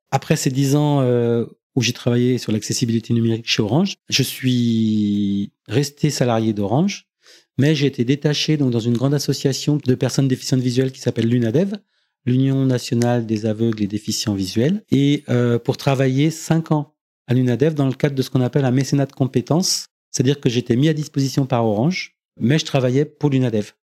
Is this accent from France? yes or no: yes; Beaujeu, Auvergne-Rhône-Alpes, France; also born or lived in Villefranche-sur-Saône / Lyon; je suis originaire du Beaujolais, donc euh, j'habitais à la campagne